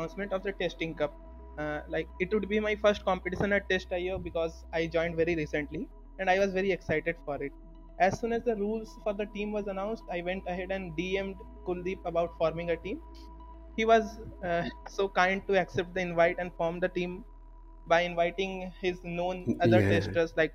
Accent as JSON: {"language": "English", "region": "eastern India", "country": "India", "said": "I am from the most eastern part of the India"}